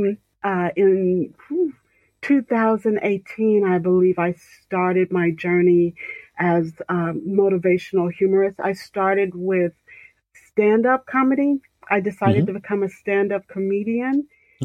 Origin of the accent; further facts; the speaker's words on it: Central Indiana, United States; from the south side of Central Indiana.